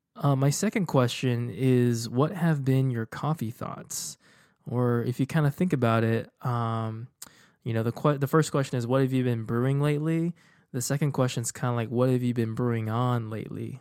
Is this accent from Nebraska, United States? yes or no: no; Houston, Texas, United States; moved away as an adult; also born or lived in Dallas; I was leaving my hometown for for college, like, undergrad, and then after that, I went to grad school. So, I haven't really been in Houston for, you know, going on, um, you know, like, over nine, almost ten years now